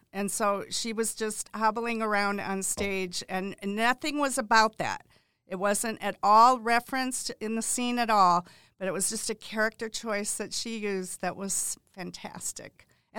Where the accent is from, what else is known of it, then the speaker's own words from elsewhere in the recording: Quad Cities, United States; born there; I was born in the Quad Cities.